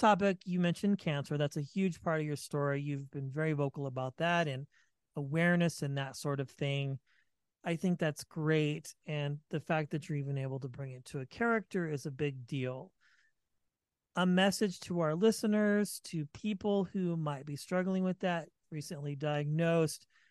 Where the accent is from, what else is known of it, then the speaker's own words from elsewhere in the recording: Vacaville, California, United States; I'm from the Bay Area too